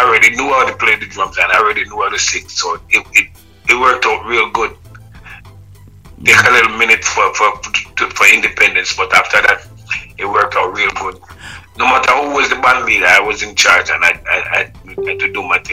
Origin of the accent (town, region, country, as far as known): Jamaica